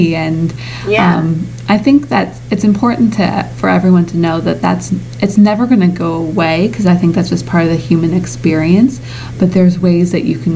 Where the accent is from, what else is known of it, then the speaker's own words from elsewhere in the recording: Midwest, United States; I'm from the Midwest